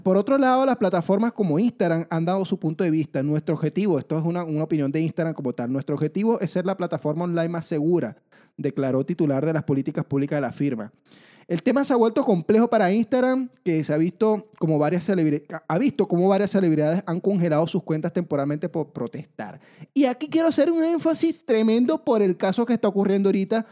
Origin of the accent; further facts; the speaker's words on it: Venezuela; now in Chile; los venezolanos somos los haters de Latinoamérica, pero una vez que yo llegué aquí a Chile